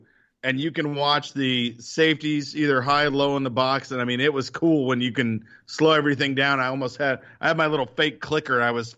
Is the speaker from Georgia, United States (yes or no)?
yes; Atlanta, Georgia, United States; since I'm from Atlanta.